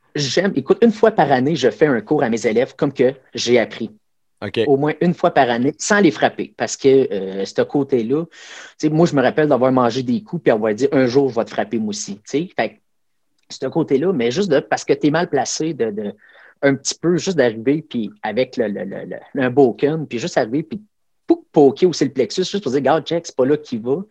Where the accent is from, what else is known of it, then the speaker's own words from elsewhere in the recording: Abitibi-Témiscamingue, Quebec, Canada; je viens de l'Abitibi-Témiscamingue